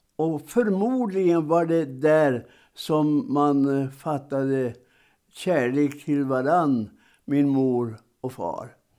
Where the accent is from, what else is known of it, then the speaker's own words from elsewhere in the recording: Roknäs, Norrbotten County, Sweden; hemma i, i min hembygd eh, och by, Roknäs utanför Piteå